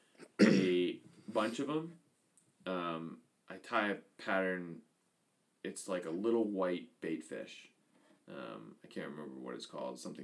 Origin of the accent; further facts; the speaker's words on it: Androscoggin River, Maine, United States; I grew up on the Andro.